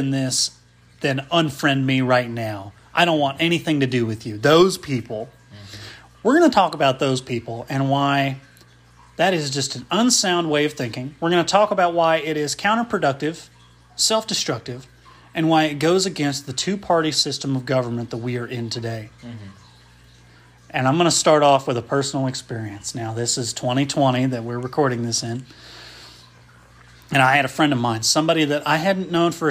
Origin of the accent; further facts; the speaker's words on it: a small Midwestern town, United States; Andy and I grew up in a small Midwestern town